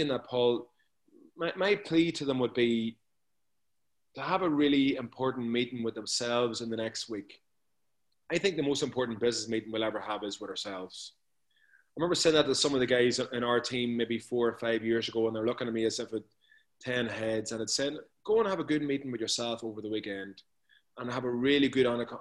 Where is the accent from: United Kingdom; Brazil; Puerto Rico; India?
United Kingdom; near Newry, Armagh, Northern Ireland; accent: Northern Ireland brogue; A little place outside Newry.